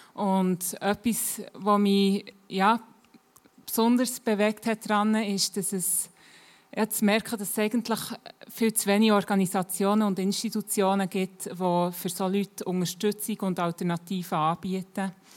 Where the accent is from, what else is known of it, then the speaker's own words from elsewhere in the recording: Bern area, Switzerland; ich bin schon ein bisschen länger hier in der Gegend, ähm, bin auch hier aufgewachsen, bin seit ähm, langer Zeit im ICF Bern dabei